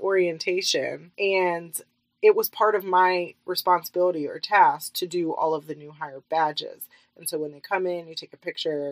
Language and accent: English; Egg Harbor Township, New Jersey, United States; moved away as an adult; now in Austin, United States; I am from New Jersey, about 15 minutes outside of Atlantic City in a suburb called Egg Harbor Township